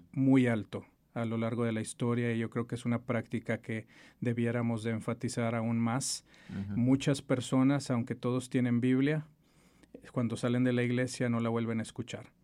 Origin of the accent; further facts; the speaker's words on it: Monterrey, Nuevo León, Mexico; also born or lived in Mexico City; Nacido en la Ciudad de México y criado en Monterrey.